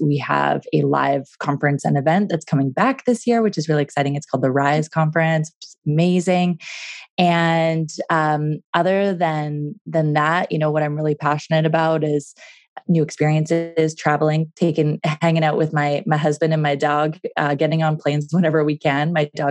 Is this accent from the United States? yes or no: no; Vancouver, British Columbia, Canada; now in Calgary, Canada; I was from Vancouver and I just moved to Calgary and I didn't really know this city very well.